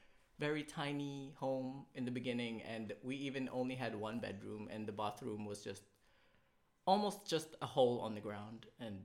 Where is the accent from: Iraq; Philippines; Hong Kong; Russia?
Philippines; Number one, first con of being a Filipino. For me, the upbringing of bad financial or bad spending habits.